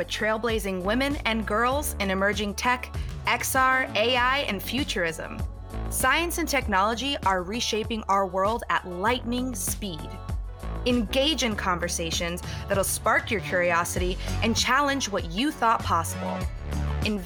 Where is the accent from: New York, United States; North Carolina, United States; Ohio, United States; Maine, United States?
North Carolina, United States; Raleigh; moved away as an adult; also born or lived in San Francisco, California / Los Angeles, California; I am originally from Raleigh, North Carolina